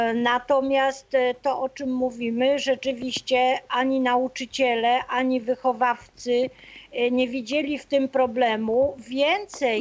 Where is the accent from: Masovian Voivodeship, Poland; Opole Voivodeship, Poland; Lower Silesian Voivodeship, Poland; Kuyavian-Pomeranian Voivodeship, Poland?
Opole Voivodeship, Poland; Opole; ja jestem z Opola